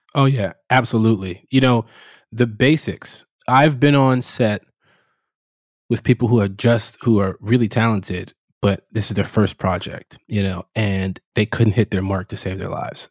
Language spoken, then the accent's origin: English; Chicago, Illinois, United States; I grew up in Chicago, uh, south side of Chicago